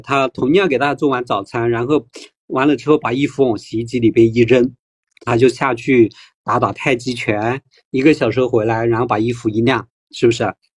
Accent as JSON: {"language": "Chinese", "country": "Taiwan", "said": "我们台湾人"}